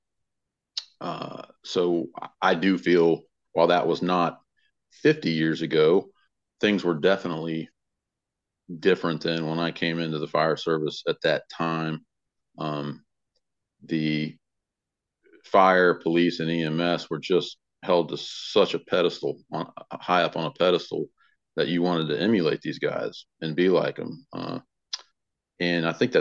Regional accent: Tampa, Florida, United States; now in Kitty Hawk, United States; high school where I grew up in Tampa, Florida, in Hillsborough County area

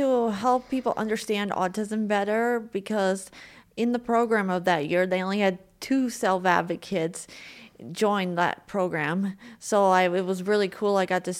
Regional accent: Juneau, Alaska, United States; also born or lived in Seattle, United States; Well, I was born in Seattle, Washington, but then I moved to Juneau, Alaska when I was 4 years old. And so I spent 23 years there.

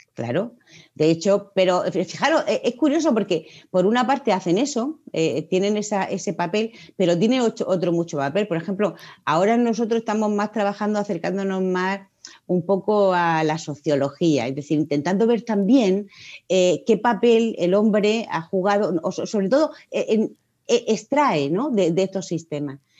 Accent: Murcia, Region of Murcia, Spain; soy de la primera promoción de aquí de Murcia

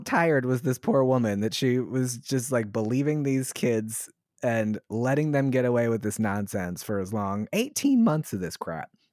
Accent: Southern Maryland, United States; I'm from Southern Maryland

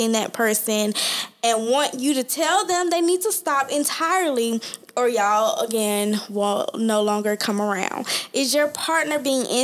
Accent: College Park, Georgia, United States; I'm from College Park

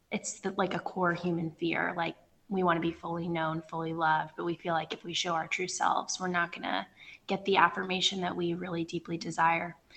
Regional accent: Northern Virginia, United States; moved away as an adult; now in West Africa; I'm from Northern Virginia, right outside of Washington, D.C.

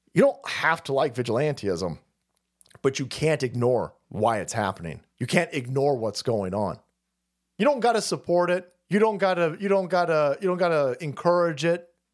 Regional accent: United States; I'm an American

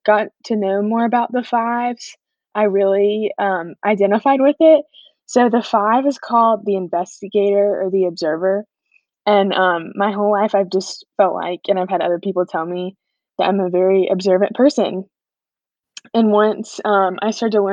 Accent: Watkinsville, Georgia, United States; I'm from Watkinsville, which is a little town about 25 minutes south of Athens

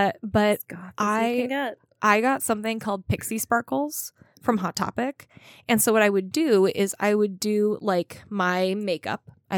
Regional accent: Minnesota, United States

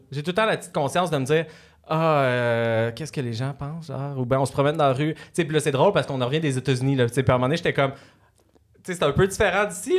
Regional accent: Salaberry-de-Valleyfield, Quebec, Canada; On, a l'attitude de la région à Valleyfield, mais c'est une ville

